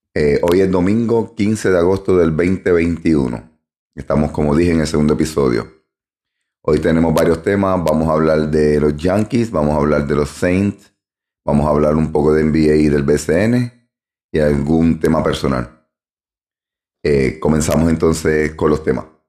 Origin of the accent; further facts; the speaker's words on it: Ponce, Puerto Rico; moved away; en Ponce, Puerto Rico, como dije en el podcast anterior. Allí me crié, allí nací, allí me crié.